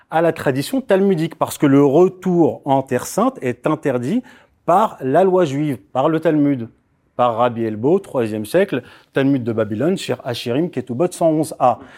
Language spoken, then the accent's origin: French; Morocco; first language Tamazight (Amazigh); French is a second language; moved away; Moi, je suis marocain d'origine. Je suis né au Maroc